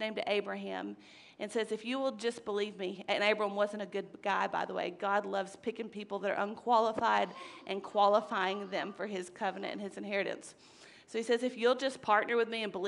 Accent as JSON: {"language": "English", "country": "United States", "said": "as American citizens"}